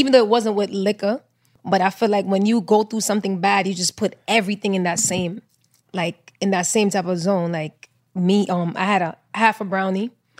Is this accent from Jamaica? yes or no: yes; Jamaica; as me being Jamaican